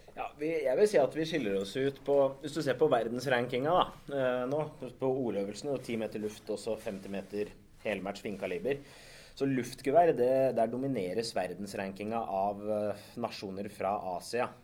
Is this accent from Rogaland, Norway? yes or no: no; Setskog, Akershus, Norway; Setskog er jo hjembygda mi, da der jeg er, eh, jeg er født og oppvokst.